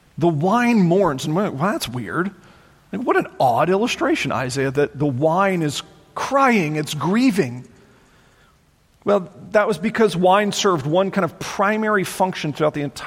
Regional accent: United States; as an American citizen

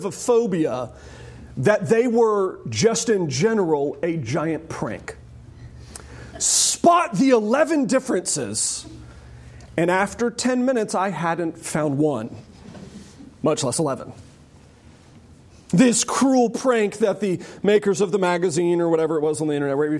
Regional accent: United States; I am an American

